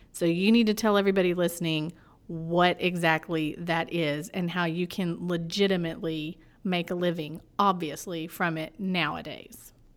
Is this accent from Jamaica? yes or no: no; Florida, United States; I'm from Florida, and I, and I like that Southern drawl